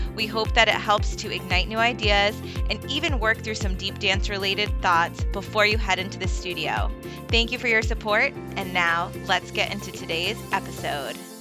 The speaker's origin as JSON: {"language": "English", "region": "New England", "country": "United States", "tie": "born or raised there", "also_born_or_lived": "Florida", "said": "I've been in New England my whole life"}